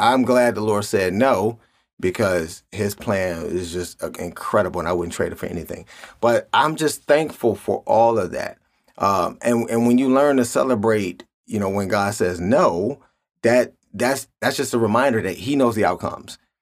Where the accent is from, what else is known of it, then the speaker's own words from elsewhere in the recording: Cleveland, Ohio, United States; I grew up in Cleveland.